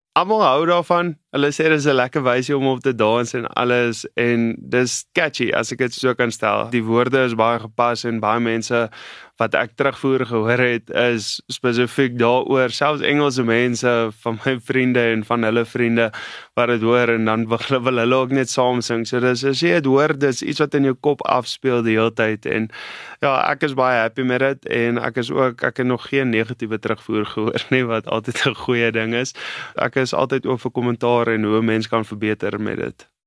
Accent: Namaqualand, Northern Cape, South Africa; ek het groot geword in die Namakoland en dis op die Weskus

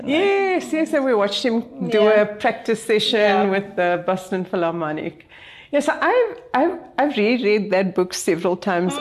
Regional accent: Cape Town, Western Cape, South Africa; I come from Cape Town

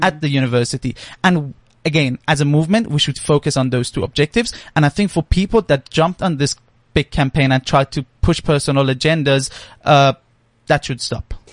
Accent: Iran; now in South Africa; I'm actually originally from Iran

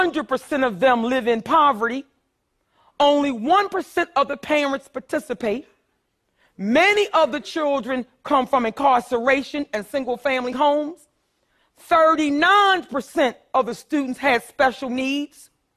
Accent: Philadelphia, Pennsylvania, United States; I grew up poor in North Philadelphia, too.

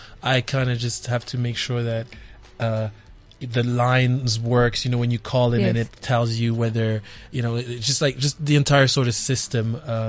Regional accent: Gauteng, South Africa; also born or lived in Democratic Republic of the Congo / United Kingdom; So I was born in the DRC and I was raised here in Gauteng. And then I lived in the UK for a little bit, like 4 or 5 years, and I came back here.

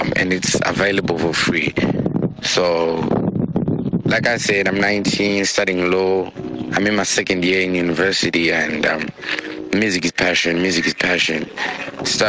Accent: Harare, Zimbabwe; now in Cyprus; I'm from Harare, currently based in Old Cyprus, studying international law

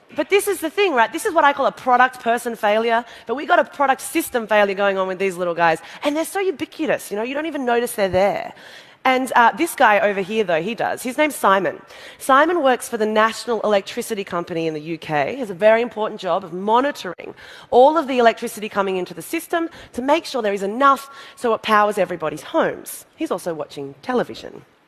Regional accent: Australia; I'm from Australia, we have a population of 22 million

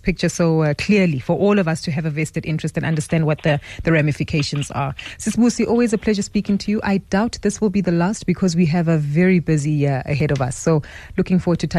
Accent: South Africa; as South African households

